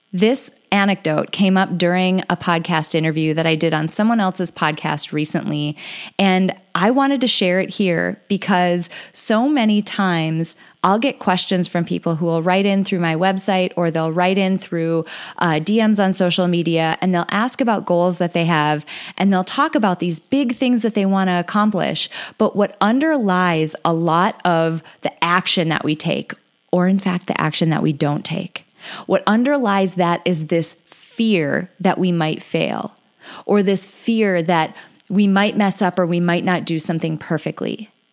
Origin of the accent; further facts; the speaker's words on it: North Dakota, United States; I'm from North Dakota